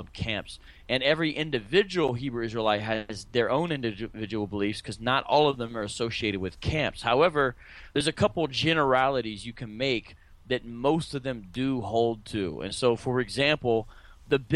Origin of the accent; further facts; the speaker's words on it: Columbus, Ohio, United States; moved away as an adult; now in Phoenix, United States; I'm originally from Columbus, Ohio, and now I live in Phoenix, Arizona for the past 16 years.